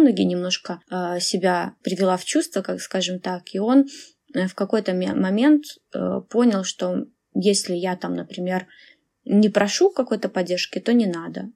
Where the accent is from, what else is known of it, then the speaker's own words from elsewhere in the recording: Belarus; moved away as an adult; now in Finland; я из Беларуси